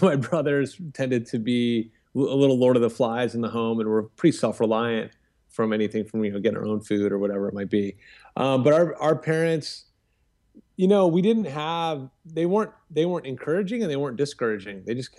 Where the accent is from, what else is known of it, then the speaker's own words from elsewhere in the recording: Vienna, Virginia, United States; I grew up in Northern Virginia, Vienna, Virginia. I'm the oldest of 7 kids.